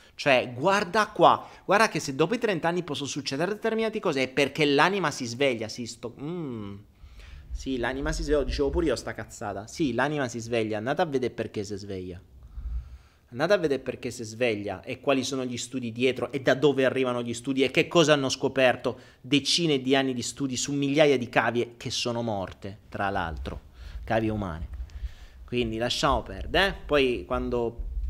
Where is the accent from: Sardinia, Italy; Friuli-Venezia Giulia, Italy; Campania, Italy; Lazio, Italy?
Lazio, Italy; Rome; sono nato a Roma l'8 dicembre